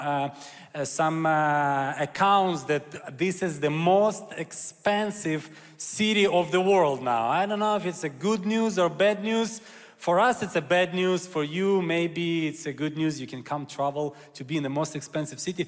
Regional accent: Kyiv, Ukraine; I'm Ukrainian Jew, so I was born in Ukraine in Kyiv.

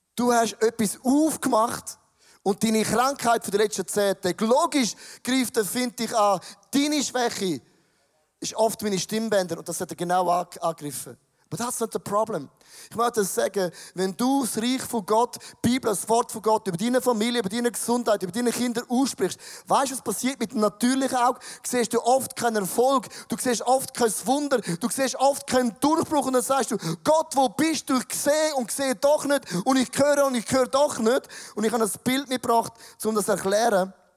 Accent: Switzerland; als Schweizer

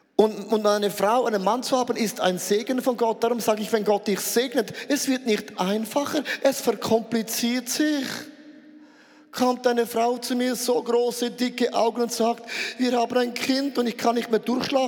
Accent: Switzerland; Ich bin ein Schweizer

